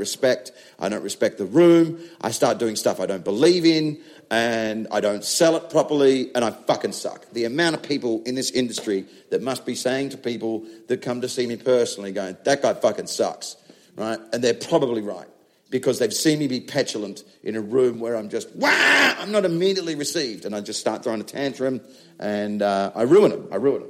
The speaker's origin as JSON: {"language": "English", "country": "Australia", "moved": "yes", "lives_now": "England", "said": "I'm an Australian that does comedy in England"}